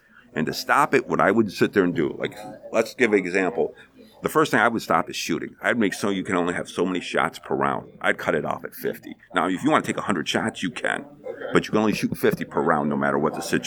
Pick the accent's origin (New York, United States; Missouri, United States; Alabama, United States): New York, United States; Syracuse; moved away; I'm born and raised in Syracuse, New York